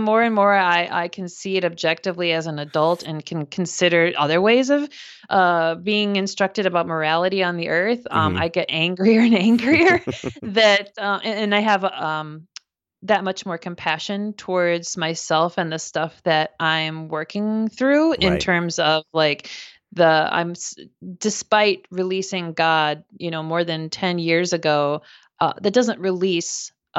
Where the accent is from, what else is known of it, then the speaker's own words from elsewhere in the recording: Minnesota, United States; So I grew up in Minnesota in the U.S. and had a family with three other siblings, and my parents are Christian